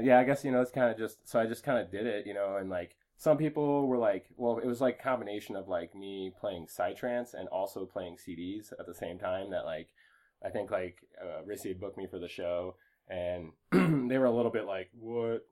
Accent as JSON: {"language": "English", "town": "Waterloo", "region": "Iowa", "country": "United States", "tie": "born or raised there", "also_born_or_lived": "Cedar Falls, Iowa", "moved": "as an adult", "lives_now": "Colorado, United States", "said": "I was born in Cedar Falls, but I actually like grew up kind of in Waterloo"}